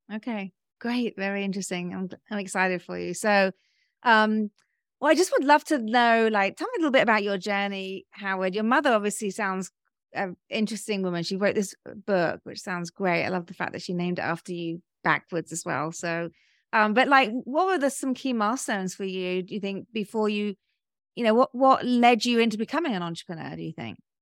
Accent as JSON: {"language": "English", "country": "United Kingdom", "also_born_or_lived": "London", "moved": "as an adult", "lives_now": "Georgia, United States", "said": "being British"}